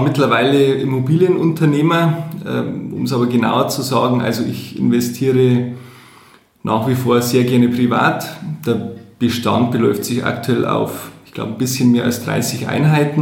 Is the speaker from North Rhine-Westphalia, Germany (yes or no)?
no; Landshut, Bavaria, Germany; also born or lived in Munich; bei uns in Landshut